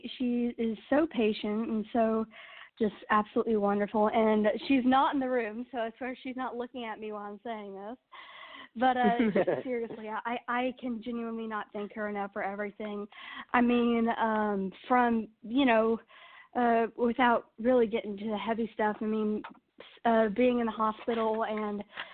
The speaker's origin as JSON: {"language": "English", "town": "Nashville", "region": "Tennessee", "country": "United States", "tie": "born or raised there", "said": "I am 15 years old and born and raised in Nashville, Tennessee"}